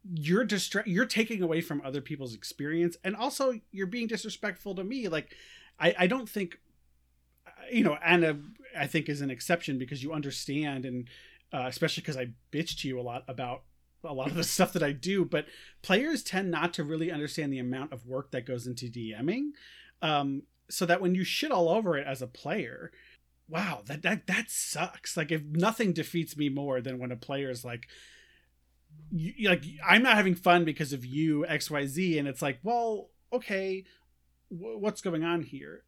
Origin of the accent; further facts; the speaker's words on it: New York, United States; now in Iowa, United States; living in Iowa. I'm I'm from New York